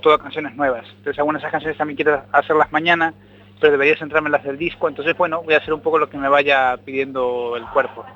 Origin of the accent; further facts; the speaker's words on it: Argentina; also born or lived in A Coruña, Spain; now in Madrid, Spain; Yo soy argentino